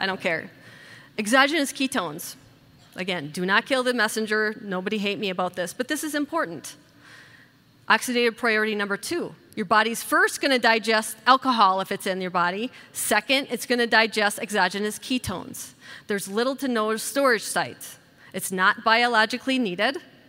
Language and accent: English; Wisconsin, United States; I'm from Wisconsin. I think it's called the beer capital of the world. I think I'm an alien there because I don't drink alcohol.